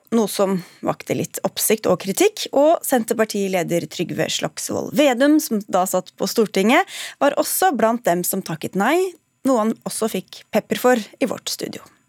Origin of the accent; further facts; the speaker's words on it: Norway; vi er jo nordmenn